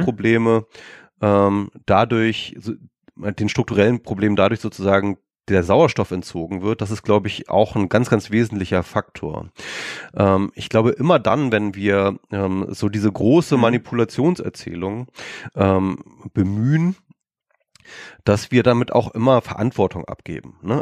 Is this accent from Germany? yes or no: yes; Germany; wir Deutschen